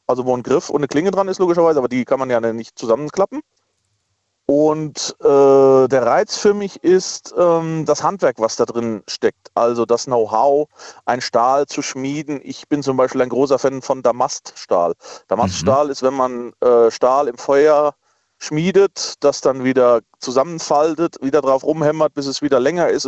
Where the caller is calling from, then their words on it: Dillenburg, Hesse, Germany; Hier ist … und ich komme aus Dillenburg. Das ist grob in der Nähe von Wetzlar.